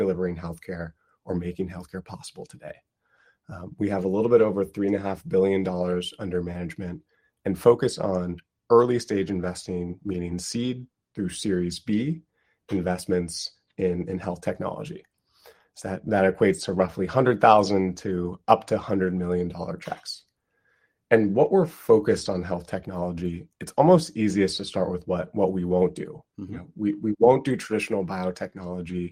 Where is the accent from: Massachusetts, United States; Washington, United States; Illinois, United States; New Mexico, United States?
Washington, United States; Seattle; moved away as an adult; also born or lived in Minnesota / Cambridge, England / Stanford / Bethesda, Maryland; now in San Francisco, United States; I grew up in Seattle